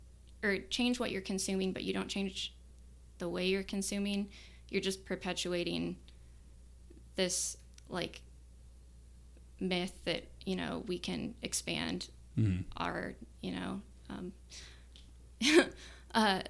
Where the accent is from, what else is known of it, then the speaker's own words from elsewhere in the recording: Omaha, Nebraska, United States; I grew up in West Omaha, and I didn't have a car until I was like 22